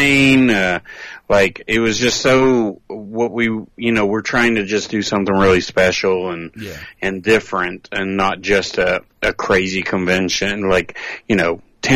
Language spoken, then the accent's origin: English; near Knoxville, Tennessee, United States; ours is actually not in Knoxville, even though it's at the airport. It's actually in my hometown